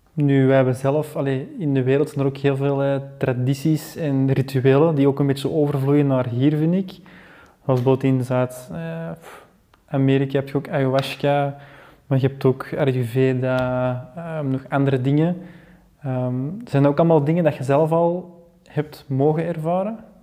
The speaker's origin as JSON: {"language": "Dutch", "country": "Belgium", "said": "als Belgen, als land"}